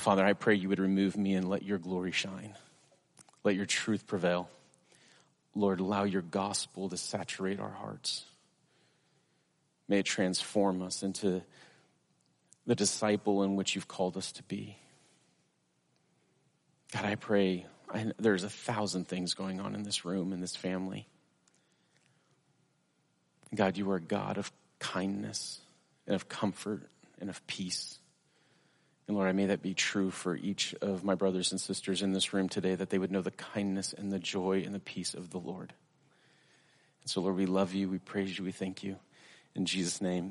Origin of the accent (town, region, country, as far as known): United States